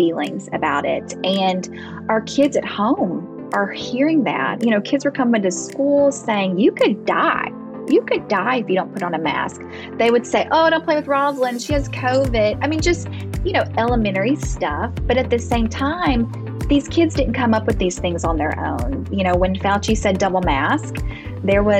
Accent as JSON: {"language": "English", "region": "Arkansas", "country": "United States", "tie": "born or raised there", "also_born_or_lived": "Dallas, Texas / Fayetteville, Arkansas", "said": "We are from Arkansas. I was born and raised here"}